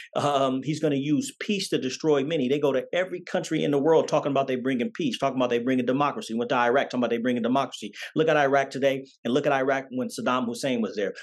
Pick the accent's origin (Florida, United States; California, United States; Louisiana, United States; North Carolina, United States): California, United States; Oakland; also born or lived in Las Vegas, Nevada; I was born in Oakland, California